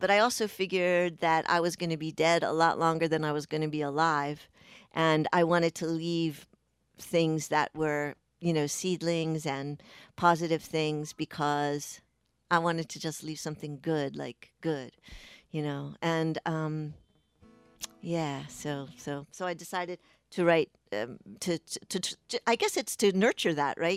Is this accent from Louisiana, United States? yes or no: no; Pikesville, Maryland, United States; I grew up in Pikesville, which is a, a, in Baltimore County, just over the city line in, in Baltimore, Maryland